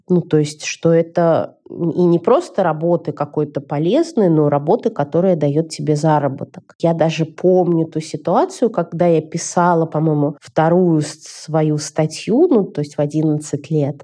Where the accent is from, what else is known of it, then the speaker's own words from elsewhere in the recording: Moscow, Russia; moved away as an adult; now in Israel; я из Москвы